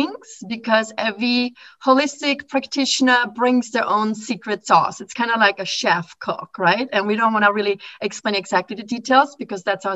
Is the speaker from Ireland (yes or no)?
no; Austria; moved away as an adult; now in Philadelphia, United States; when I came from Austria to America.